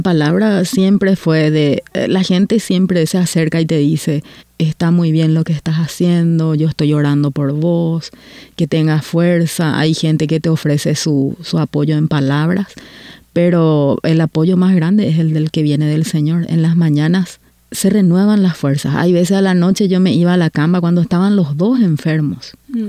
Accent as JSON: {"language": "Spanish", "country": "Paraguay", "moved": "as an adult", "lives_now": "Canada"}